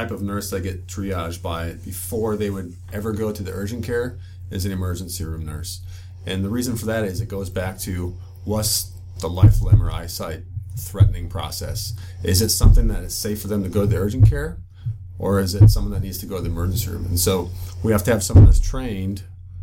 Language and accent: English; Midwest, United States; I grew up in the Midwest